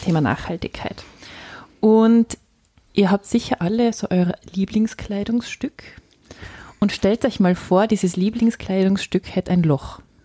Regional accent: village next to Mösern, Tyrol, Austria; das äh, Nachbardorf von meinem Heimatort heißt Mösern

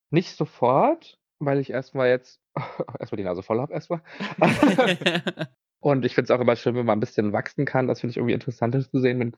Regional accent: Berlin, Germany; ich bin ja aus Berlin, also da muss man ja ähm, Club tanzen können.

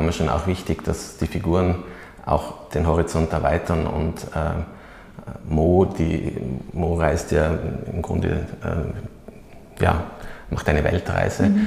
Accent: Oberland, Tyrol, Austria; wenn man aufgewachsen ist im Oberland

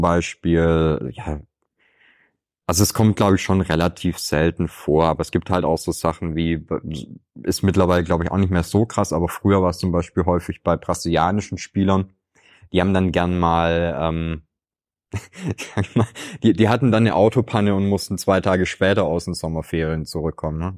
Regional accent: Swabia, Germany; Ich könnte dir als Schwabe

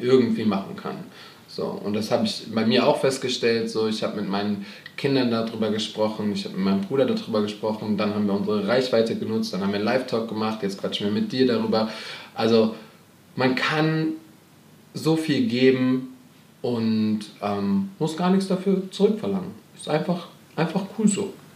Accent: Germany; aus Deutschland.

